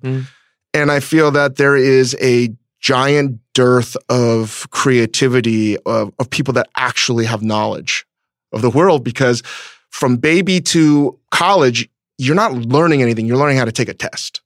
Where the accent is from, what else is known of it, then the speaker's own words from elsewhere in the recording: United States; the environment that I grew up in in America with parents that were trying to figure out the immigrant experience